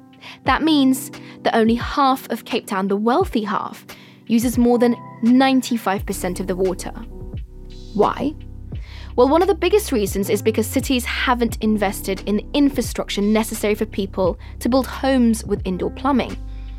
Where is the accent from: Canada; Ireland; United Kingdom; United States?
United Kingdom; London; London, my hometown